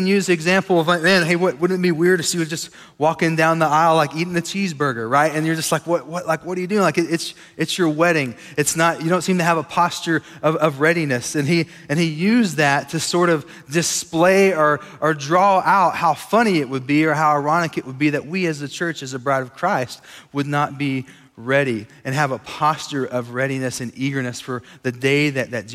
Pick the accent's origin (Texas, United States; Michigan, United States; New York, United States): Texas, United States; Sweetwater; now in Lubbock, United States; We grew up in Sweetwater, Texas, not too far from here. And so we consider West Texas home